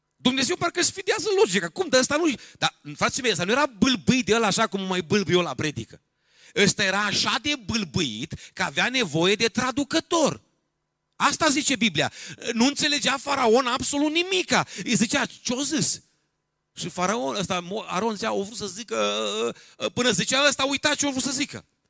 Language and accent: Romanian; Romania; Eu sunt român